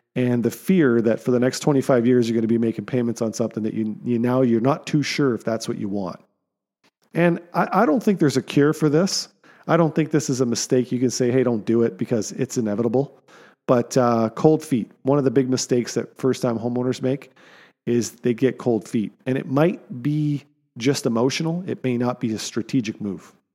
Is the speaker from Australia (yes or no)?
no; Canada; as Canadian citizens